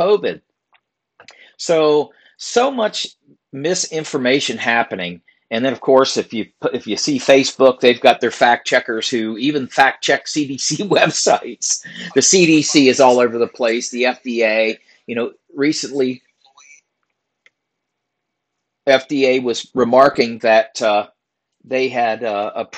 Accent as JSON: {"language": "English", "region": "Virginia", "country": "United States", "said": "my home state, Virginia"}